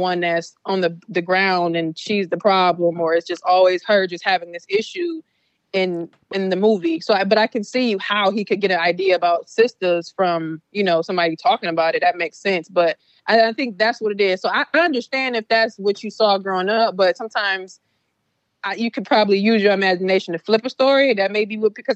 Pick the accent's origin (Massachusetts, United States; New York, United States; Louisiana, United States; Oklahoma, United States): Louisiana, United States; I'm from Louisiana